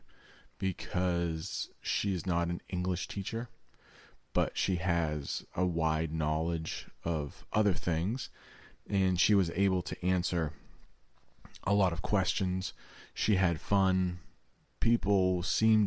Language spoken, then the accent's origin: English; the American North, United States; I grew up in the American North